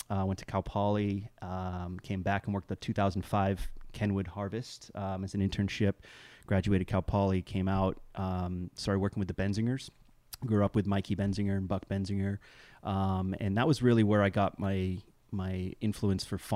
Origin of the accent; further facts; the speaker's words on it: South East England, United Kingdom; so I'm I'm full generationally British uh, and grew up over there in uh, West Cotswolds of Oxfordshire.